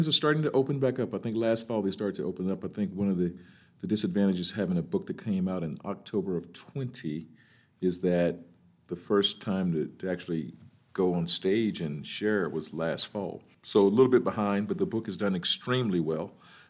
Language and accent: English; Birmingham, Alabama, United States; now in Virginia, United States; I'm originally from Birmingham, Alabama.